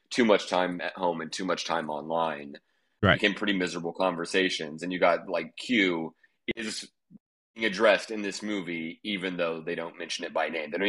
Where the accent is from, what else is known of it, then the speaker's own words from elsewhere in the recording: Oklahoma, United States; I'm from Oklahoma, and I'm from like survivalist people and the like the more alt-right weirdo part of the country